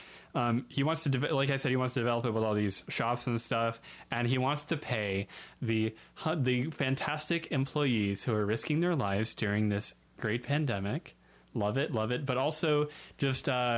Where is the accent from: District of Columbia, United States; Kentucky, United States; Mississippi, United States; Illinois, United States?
Kentucky, United States; Northern; I'm from Northern Kentucky. We do not know how to pronounce things in Northern Kentucky